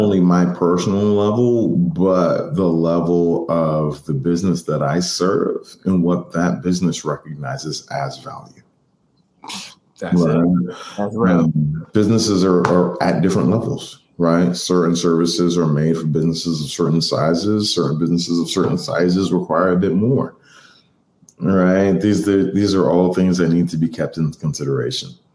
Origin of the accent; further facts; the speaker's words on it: Boston, Massachusetts, United States; I'm from Boston. I'm from Mattapan